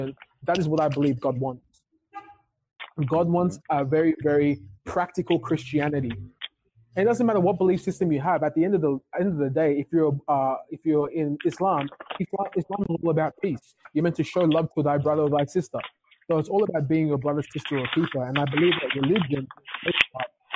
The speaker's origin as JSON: {"language": "English", "country": "Ghana", "said": "being a Ghanaian, we're very cultural when it comes to church"}